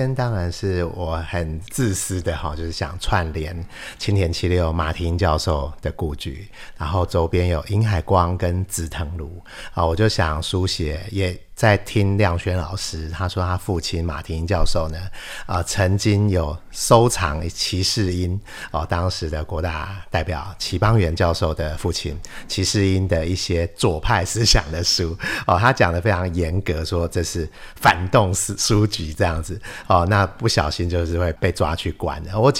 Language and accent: Chinese; Taipei, Taiwan; 我的家乡哦，台北